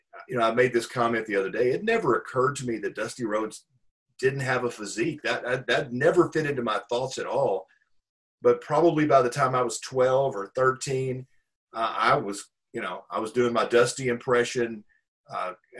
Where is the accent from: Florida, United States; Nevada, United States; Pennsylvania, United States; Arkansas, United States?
Arkansas, United States; Pine Bluff; now in Dallas, United States; I grew up in Pine Bluff, Arkansas